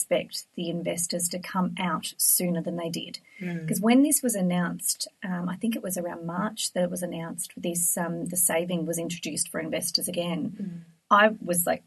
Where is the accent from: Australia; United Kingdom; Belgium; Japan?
Australia; Frankston, Victoria; Growing up in Frankston